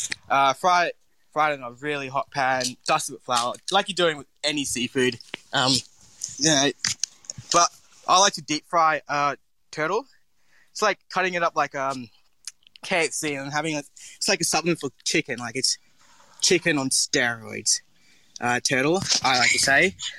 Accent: Townsville, Queensland, Australia; So my background, where I'm from, so I grew up in Townsville, which is the Bindal Warragurrka part people, and I've grew up there my whole life and love it.

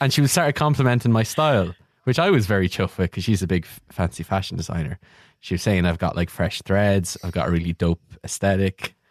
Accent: Kildare, Leinster, Ireland; I'm from Kildare, and it turns out there's a fe, my fellow Kil, Kil, Kildarian

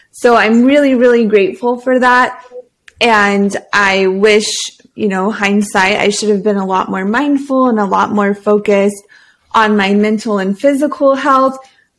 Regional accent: Hawaii, United States; born there; So as a Marine, he was stationed in Oahu, and I was born in the Pink Hospital.

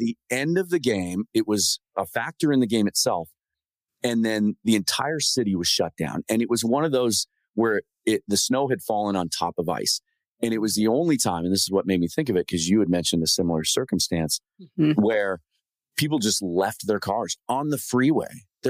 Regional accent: Pacific Northwest, United States; growing up in the Pacific Northwest.

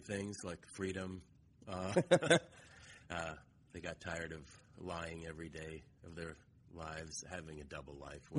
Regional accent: Moscow, Russia; moved away; No, I'm from Moscow.

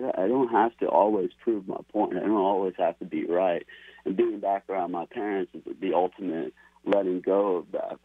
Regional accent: United States; I was raised in America

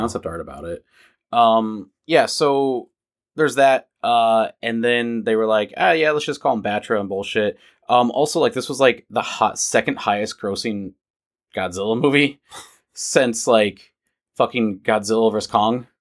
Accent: United States; I was born as an American, so I'm not, I, well, I could technically get Vietnamese citizenship. I could because of the laws in Vietnam. But, you know, like, I, I originate here in America. I'm an American.

